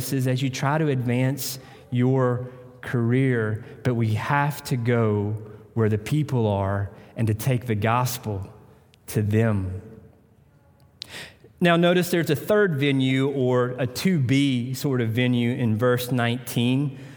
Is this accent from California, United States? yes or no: no; Tennessee, United States; moved away; I'm from Tennessee